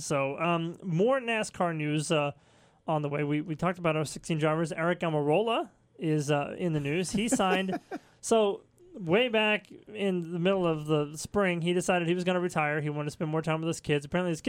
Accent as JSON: {"language": "English", "region": "Texas", "country": "United States", "moved": "yes", "lives_now": "North Carolina, United States", "said": "I'm from Texas."}